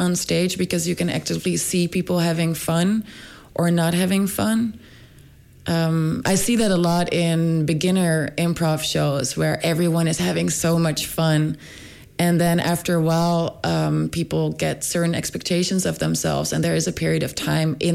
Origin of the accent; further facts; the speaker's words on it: Rotterdam, South Holland, Netherlands; moved away as an adult; now in Stockholm, Sweden; I was born in Rotterdam in the Netherlands, and then I moved around in the Netherlands a little bit